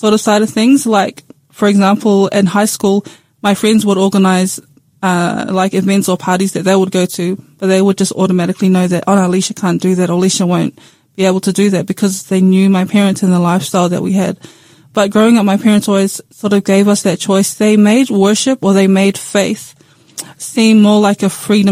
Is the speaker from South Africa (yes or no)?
no; Tokoroa, Waikato, New Zealand; I had a really good childhood, a really good upbringing in Tokoroa